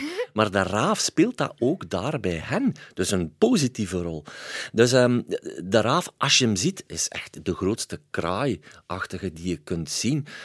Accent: Waasland, Flanders, Belgium; ik kom van het Waasland

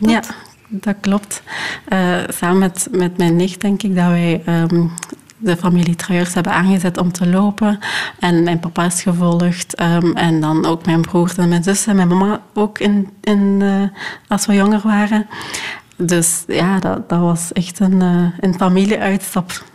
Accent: Hechtel-Eksel, Flanders, Belgium; moved away as an adult; also born or lived in Rwanda; now in Leuven, Belgium; ik ben opgegroeid in Limburg, in Hechtel-Exel

